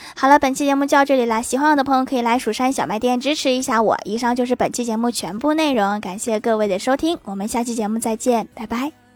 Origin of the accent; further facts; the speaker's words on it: Northeast China, China; 我们东北人